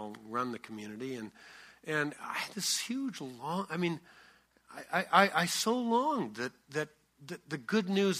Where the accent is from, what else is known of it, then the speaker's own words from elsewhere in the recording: Canada; I'm Canadian and left-handed.